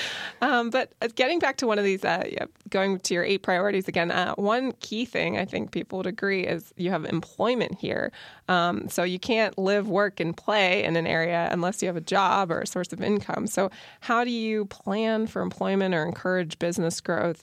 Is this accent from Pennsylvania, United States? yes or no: yes; Lancaster, Pennsylvania, United States; I'm from Lancaster and I've noticed the city change a lot in a lot of positive ways